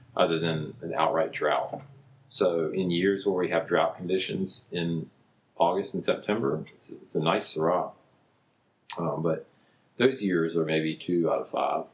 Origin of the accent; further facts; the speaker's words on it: Jarvisburg, North Carolina, United States; I'm from Jarvisburg. I was uh, born and raised here